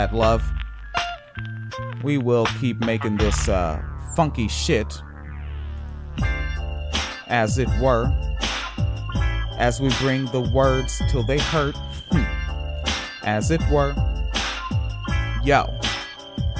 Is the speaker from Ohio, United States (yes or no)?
no; Tacoma, Washington, United States; moved away as an adult; also born or lived in Spanaway, Washington / Parkland, Washington / Florida; I am from Washington State. Childhood in Spanaway, adolescence in Tacoma, a little bit of time in Parkland, and off to Florida for 12 fucking years